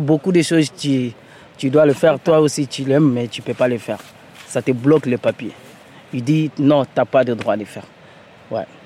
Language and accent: French; Mali; moved away as an adult; now in France; Je suis malien